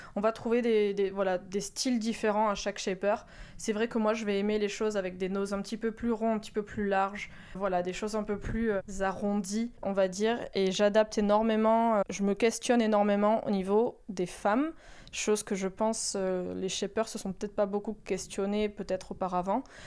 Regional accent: Mediterranean coast, France; also born or lived in Landes; now in Soustons, France; j'ai grandi à Méditerranée

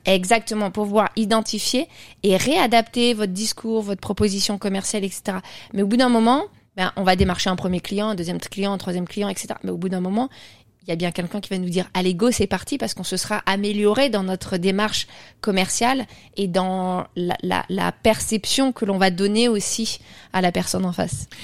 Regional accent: Burgundy, Bourgogne-Franche-Comté, France; moi je suis, je suis de, de Bourgogne

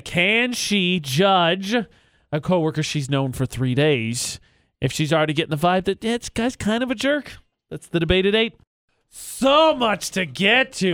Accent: Lafayette, United States; moved away; my hometown of Lafayette

